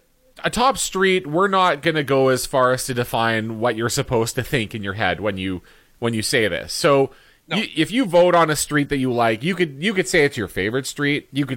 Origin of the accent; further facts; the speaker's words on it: Winnipeg, Manitoba, Canada; moved away; I'm of course from Winnipeg, and I was back over the holidays.